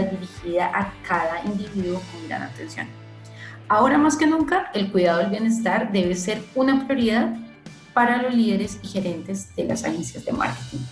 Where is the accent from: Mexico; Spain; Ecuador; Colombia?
Colombia; now in Brazil; yo soy colombiana